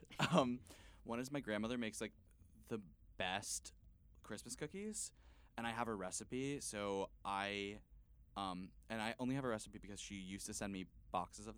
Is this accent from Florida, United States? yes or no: yes; Miami, Florida, United States; moved away; also born or lived in Dallas, Texas; I'm from Miami originally, but I lived in Dallas.